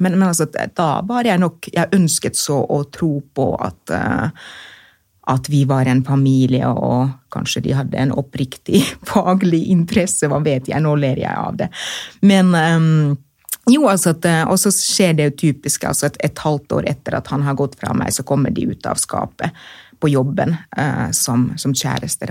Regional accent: Finland; accent: monoton aksent; Norwegian is a second language; moved away as an adult; now in Oslo, Norway; jeg er født og oppvokst i Finland og kommet hit eh, da jeg var voksen

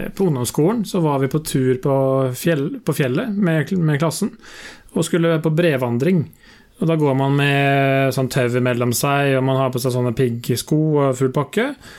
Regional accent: Sarpsborg, Østfold, Norway; jeg er fra Sarpsborg. Nå er jeg dog fra landsbygda i eh, Eller fra bygda i, i Sarpsborg. Født og oppvokst på et uh, småbruk.

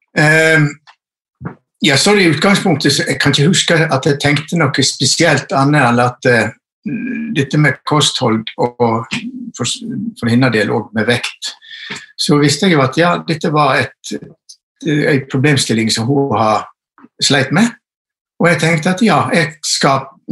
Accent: Western Norway, Norway; also born or lived in Førde; jeg er vestlending

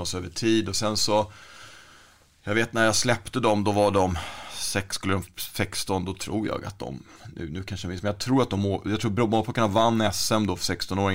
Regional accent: Stockholm, Stockholm County, Sweden; där jag växte upp då, i Rågsved

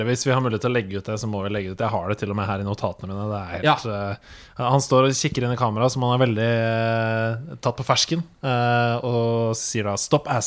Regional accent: Norway; selv om jeg er nordmann.

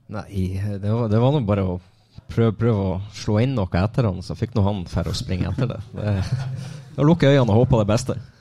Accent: Lyngen, Troms, Norway; jeg er fra Lyngen nå

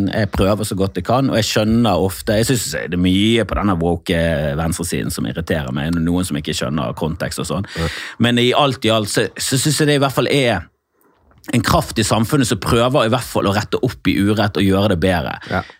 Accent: Oslo, Norway; jeg er nå her Jeg har bodd i Oslo

